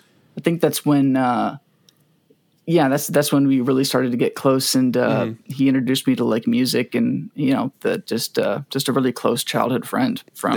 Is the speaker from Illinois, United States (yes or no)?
yes; Batavia, Illinois, United States; I grew up in Batavia.